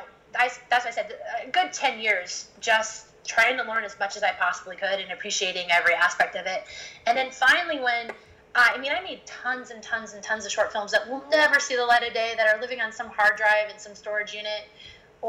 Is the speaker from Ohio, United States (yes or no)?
no; Iowa, United States; moved away; also born or lived in Los Angeles; I came from Iowa. And, you know, I didn't grow up on a farm